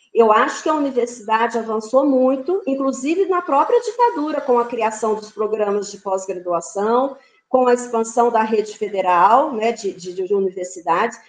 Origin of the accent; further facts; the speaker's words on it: São Paulo, Brazil; moved away; also born or lived in Mato Grosso do Sul; Eu não sou nascida em Mato Grosso do Sul, sou paulista